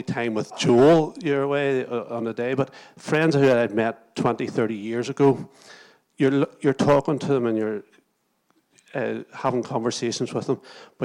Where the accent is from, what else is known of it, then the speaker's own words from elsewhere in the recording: Moira, Northern Ireland, United Kingdom; also born or lived in Lurgan; now in Portadown, United Kingdom; I was from Moira.